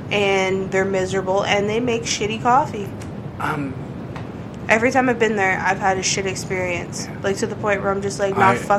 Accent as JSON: {"language": "English", "country": "Canada", "said": "we're Canadian."}